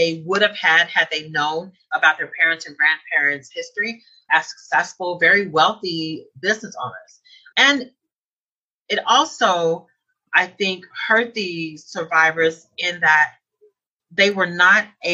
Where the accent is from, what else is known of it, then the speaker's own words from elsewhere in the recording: Tulsa, Oklahoma, United States; I was born and raised in Tulsa.